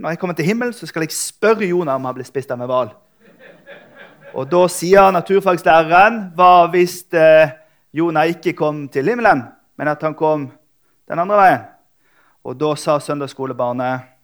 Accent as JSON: {"language": "Norwegian", "town": "Bergen", "region": "Vestland", "country": "Norway", "said": "jeg er fra Bergen."}